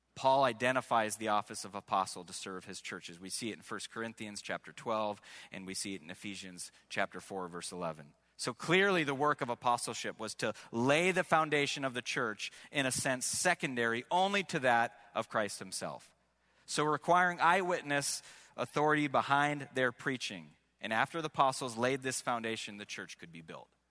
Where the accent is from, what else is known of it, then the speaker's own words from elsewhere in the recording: Washington, United States; growing up in Washington State, grew up in, uh, the Assemblies of God